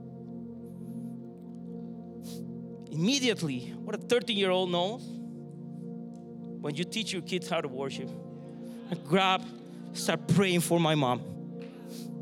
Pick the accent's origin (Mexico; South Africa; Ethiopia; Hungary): Mexico; southern Mexico; moved away; I grew up in Mexico, the south of Mexico.